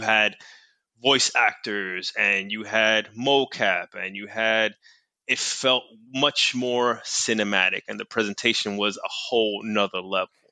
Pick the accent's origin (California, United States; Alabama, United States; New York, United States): New York, United States; New York City; I grew up in New York City, went to school in New York City